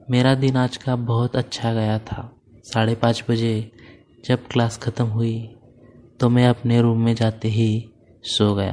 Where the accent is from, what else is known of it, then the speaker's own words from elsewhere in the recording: Pune, Maharashtra, India; मैं पूना महाराष्ट्र का रहने वाला हूँ और मेरी उम्र 19 साल है